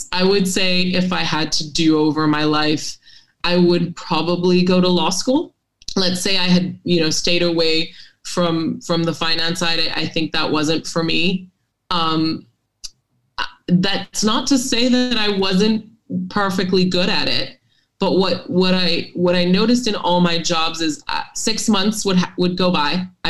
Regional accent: Hong Kong; also born or lived in Singapore; maybe it was growing up in Hong Kong and Singapore, you know, two hugely finance-centered cities.

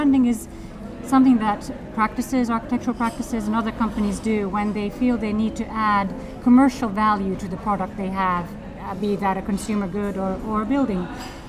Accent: Helsinki, Uusimaa, Finland; English is a second language; moved away as an adult; also born or lived in Edinburgh; Well, yes, I'm from Helsinki, and I grew up here and there, and I had a plan to leave Finland, and I decided to study at Edinburgh, History of Art

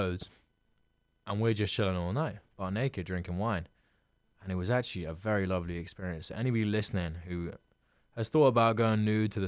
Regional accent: London, United Kingdom; I was from London

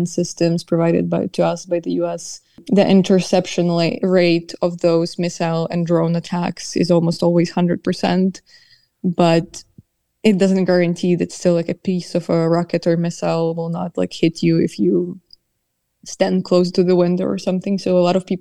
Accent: a small village outside of Kyiv, Kyiv Oblast, Ukraine; now in Kyiv, Ukraine; I am from Kyiv region. Originally, I grew up in a small village outside of Kyiv

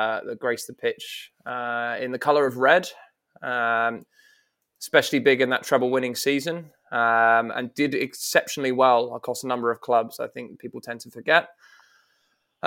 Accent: England, United Kingdom; As an Englishman

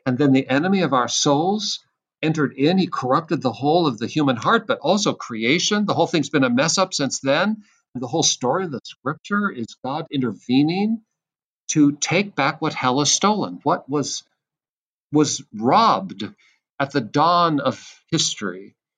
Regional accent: Seattle, Washington, United States; I'm from Seattle. That's my home place.

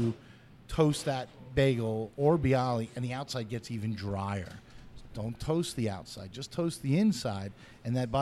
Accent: New York City, New York, United States; I'm a New Yorker through and through, and I always grew up, my dad would always get bagels and bialys together.

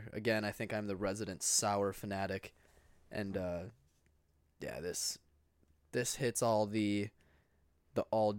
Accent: Maple Grove, Minnesota, United States; born or raised there

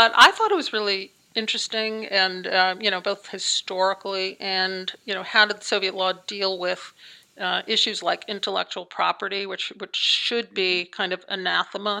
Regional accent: Wantagh, New York, United States; I grew up on Long Island, so basically the suburbs of New York City

